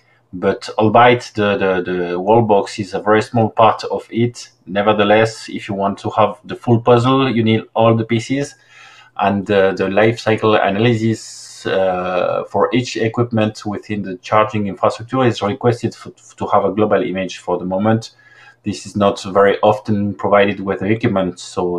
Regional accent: Paris, Île-de-France, France; Exactly, Paris area, yes.

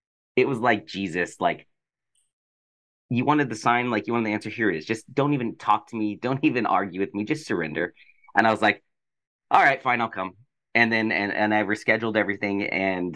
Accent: Colorado, United States; now in Los Angeles, United States; I'm from Colorado, but I live

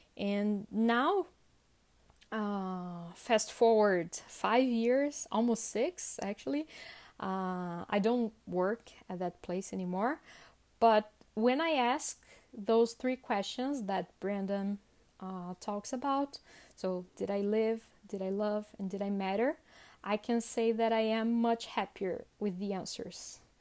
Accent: Sorocaba, São Paulo, Brazil; I'm from Sorocaba, sorry, I forgot to mention that, uh, which is about a hundred kilometers from São Paulo

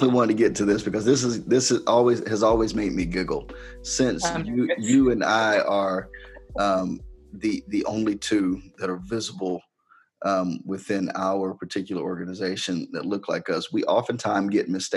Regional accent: Harrisburg, United States; I'm country. I'm from Harrisburg, you know, from the sticks

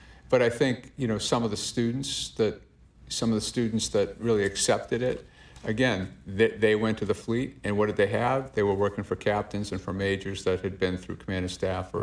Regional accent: Massachusetts, United States; I am from Massachusetts

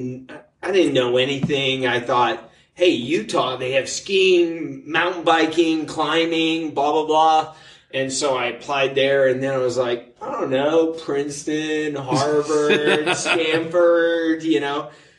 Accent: Germany; born there; My mom's German. My dad was in the military. Mm-hmm. I was born in Germany, raised all over the world.

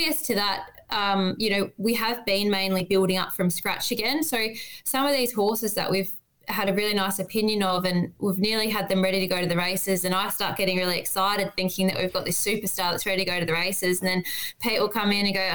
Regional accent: Western Australia, Australia; moved away as an adult; now in Victoria, Australia; I grew up in Western Australia and started off over there and worked for some small stables and moved over to Victoria

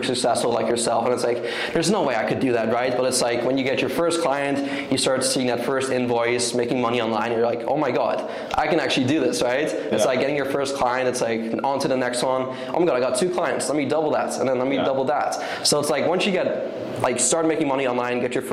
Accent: Netherlands; moved away as an adult; also born or lived in Vancouver, British Columbia, Canada; I watched it all my life growing up in Europe, in the Netherlands

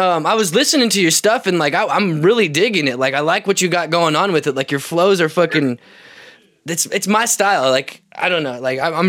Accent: Kansas City, Missouri, United States; where I'm from Kansas City

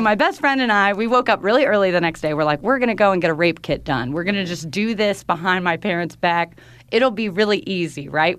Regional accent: North Carolina, United States; moved away as an adult; North Carolina in my hometown

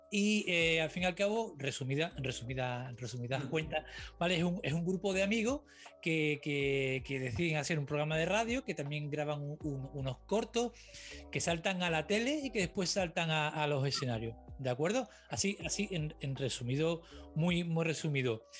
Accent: Cádiz, Andalusia, Spain; moved away; yo soy de Cádiz

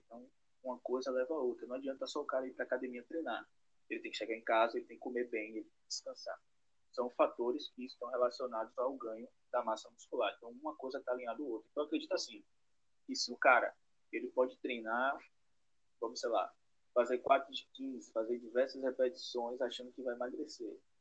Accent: Salvador, Bahia, Brazil; sou de Salvador, Bahia

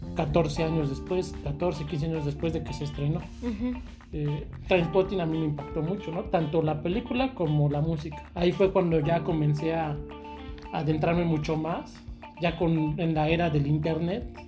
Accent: Mexico; en mi pueblo, Valle de Charco

